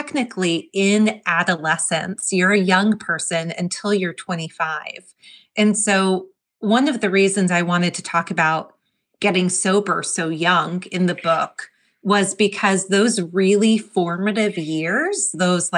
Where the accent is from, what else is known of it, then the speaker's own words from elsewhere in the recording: New Jersey, United States; moved away as an adult; also born or lived in the South / the Southwest / the Midwest; growing up in New Jersey